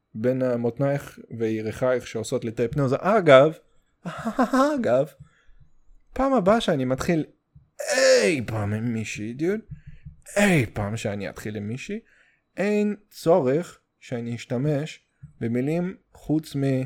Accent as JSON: {"language": "Hebrew", "country": "Russia", "second_language": "Hebrew", "moved": "yes", "lives_now": "Israel", "said": "אני רוסי"}